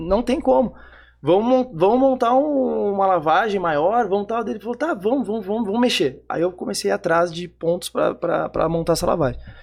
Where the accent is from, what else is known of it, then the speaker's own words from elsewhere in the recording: Porto Alegre, Rio Grande do Sul, Brazil; eu sou de Porto Alegre, sou da Zona Sul de Porto Alegre